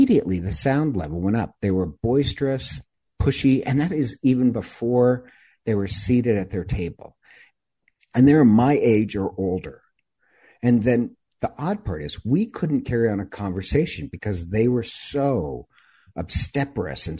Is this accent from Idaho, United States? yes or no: yes; Idaho, United States; when I was growing up in Idaho